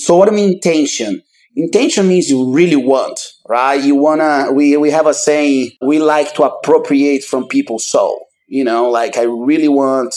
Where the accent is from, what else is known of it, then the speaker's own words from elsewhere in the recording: Manaus, Amazonas, Brazil; moved away as an adult; now in Austin, United States; I'm 40 years old and I'm from Manaus, Brazil. I've been in the United States for about 20 years.